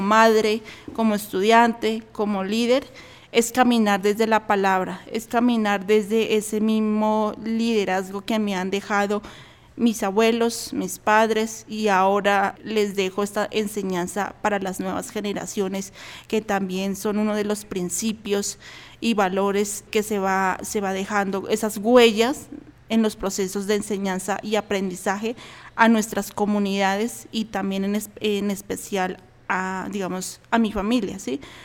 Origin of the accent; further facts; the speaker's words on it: Alto Putumayo, Colombia; now in Bogotá, Colombia; yo pertenezco a la comunidad indígena Camtra del Alto Putumayo